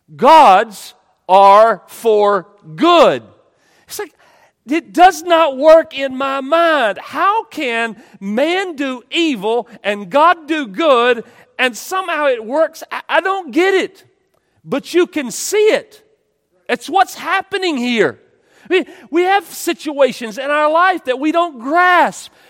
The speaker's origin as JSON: {"language": "English", "region": "East Texas", "country": "United States", "tie": "born or raised there", "said": "I grew up in East Texas"}